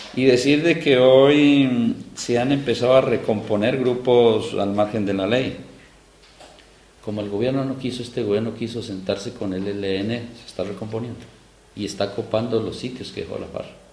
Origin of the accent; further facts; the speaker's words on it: Silvia, Cauca, Colombia; yo soy del pueblo de Ambaló, en Silvia Cauca, al suroccidente del país, eh, Colombia